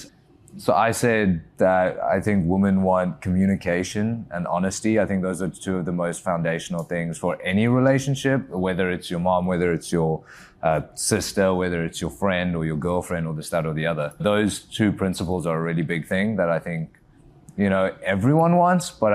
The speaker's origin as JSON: {"language": "English", "country": "South Africa", "tie": "born or raised there", "also_born_or_lived": "England", "moved": "as an adult", "lives_now": "United States", "said": "Originally, I'm from South Africa, born and raised. I moved out to England when I was 18"}